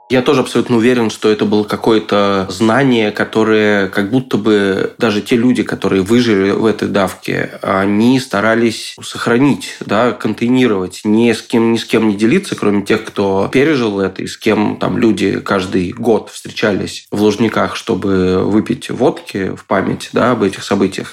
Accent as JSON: {"language": "Russian", "region": "Moscow", "country": "Russia", "tie": "born or raised there", "said": "я вырос э, в Лефортово"}